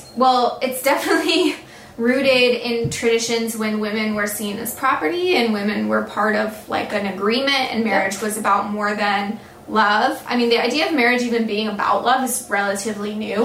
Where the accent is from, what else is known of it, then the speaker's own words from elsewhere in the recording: the South, United States; I'm from the South